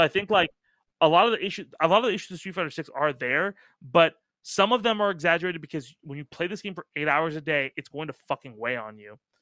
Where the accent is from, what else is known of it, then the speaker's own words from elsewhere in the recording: Irvine, California, United States; I grew up in Irvine.